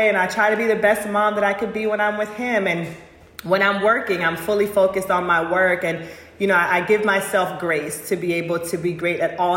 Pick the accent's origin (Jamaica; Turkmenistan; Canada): Jamaica; moved away; I am a Jamaican girl